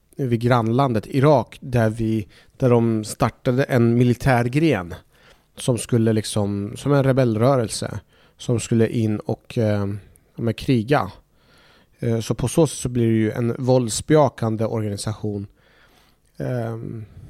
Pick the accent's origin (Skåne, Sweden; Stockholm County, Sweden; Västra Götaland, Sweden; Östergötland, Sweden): Östergötland, Sweden; Norrköping; also born or lived in Iraq / Baghdad; Vi fick så småningom komma till en svensk fosterfamilj där jag växte upp eh, i Norrköping